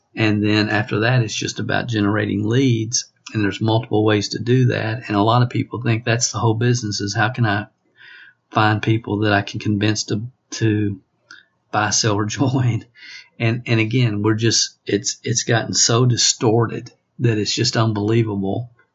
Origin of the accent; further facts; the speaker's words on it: the South, United States; accent: Southern; I was born in in the South and have a Southern accent